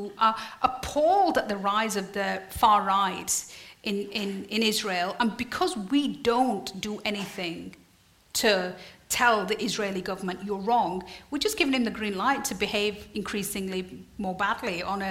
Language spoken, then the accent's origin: English; Yorkshire and the Humber, United Kingdom; I'm from Yorkshire.